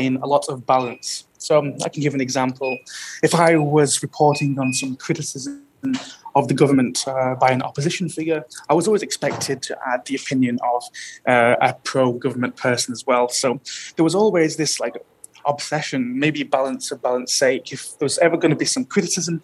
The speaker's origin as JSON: {"language": "English", "country": "United Kingdom", "moved": "yes", "lives_now": "Russia", "said": "I'm a British citizen."}